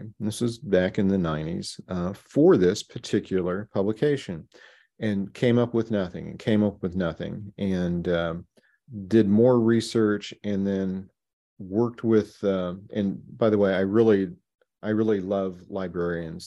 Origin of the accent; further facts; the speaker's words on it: Baxter Springs, Kansas, United States; my home growing up in Baxter Springs, Kansas